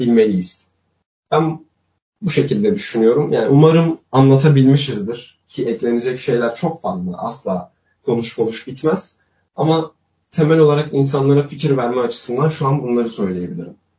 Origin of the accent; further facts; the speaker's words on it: Elazığ, Elazığ Province, Turkey; Ben Elazığ Elazığlıyım ben.